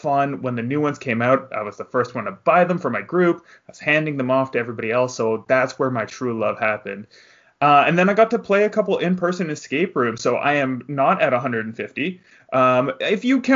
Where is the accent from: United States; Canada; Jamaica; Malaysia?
Canada; I'm from the Great White North